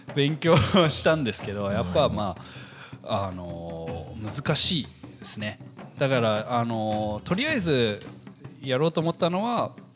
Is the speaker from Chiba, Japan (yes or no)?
no; Tokyo, Japan; also born or lived in United States; 出身はですね、アメリカで、えー、まあ、東京育ちかな